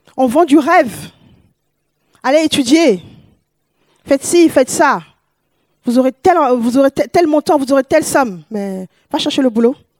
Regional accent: Paris, Île-de-France, France; moved away as an adult; also born or lived in West Africa; now in Toulouse, France; Je suis une Parisienne, je viens de Paris

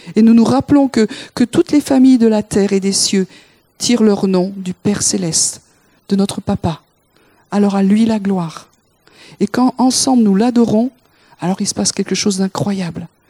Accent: France; Nous, en tant que Français

